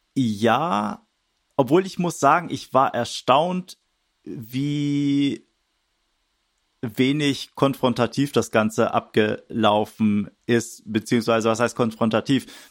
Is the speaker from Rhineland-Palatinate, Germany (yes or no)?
no; Wedel, Schleswig-Holstein, Germany; moved away; also born or lived in Hamburg; Ich bin in Wedel geboren, das ist so gerade hinter der Stadtgrenze, ein bisschen nördlich von Hamburg, aber ja, Hamburg äh, auch eine äh, meine Heimat, würde ich sagen